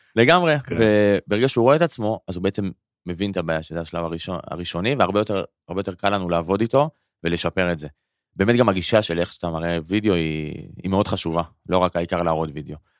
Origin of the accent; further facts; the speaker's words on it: Karmiel, Northern District, Israel; moved away as an adult; also born or lived in Paris, France / London, United Kingdom; now in Tel Aviv, Israel; אני במקור מכרמיאל